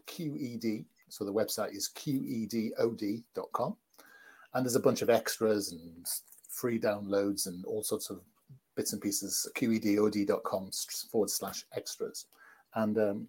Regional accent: United Kingdom; I'm from Britain

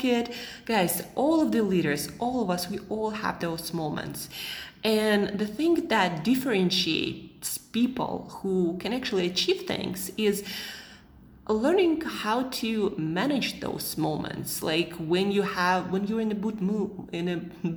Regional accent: Siberia, Russia; moved away as an adult; also born or lived in United States / Southeast Asia; now in Switzerland; I'm from Siberia

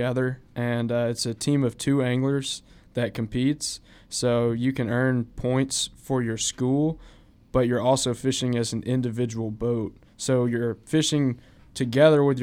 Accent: Auburn, Alabama, United States; I grew up in Auburn

